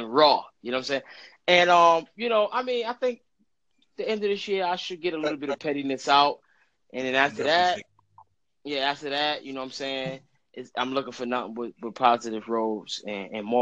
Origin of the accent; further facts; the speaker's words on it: New York City, New York, United States; I'm from Brooklyn, New York